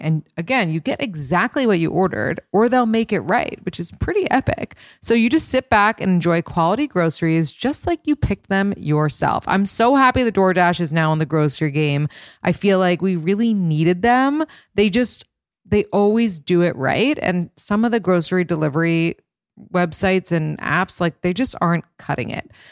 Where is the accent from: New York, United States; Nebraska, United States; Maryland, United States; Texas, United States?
New York, United States; a born and raised New Yorker